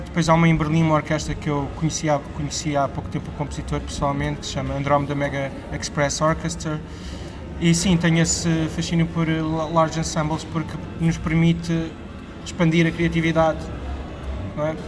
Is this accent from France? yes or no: no; Lisbon, Portugal; also born or lived in Porto; eu cresci em Benfica, então foi mesmo voltar às raízes